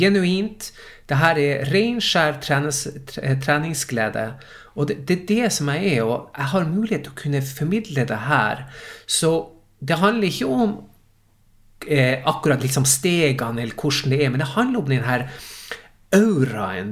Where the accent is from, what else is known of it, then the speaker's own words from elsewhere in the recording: Tromsø, Troms, Norway; accent: Tromsø dialect; moved away as an adult; also born or lived in Stockholm, Sweden; now in Sweden; jeg er Tromsø-gutt